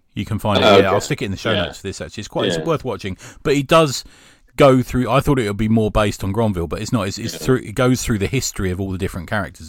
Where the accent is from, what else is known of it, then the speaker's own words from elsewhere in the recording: London, United Kingdom; I think being a Cockney